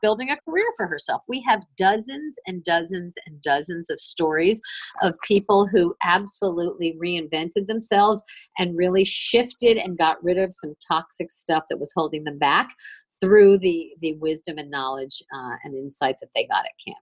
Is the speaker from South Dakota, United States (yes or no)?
no; Miami, Florida, United States; I'm from Miami. I grew up in Miami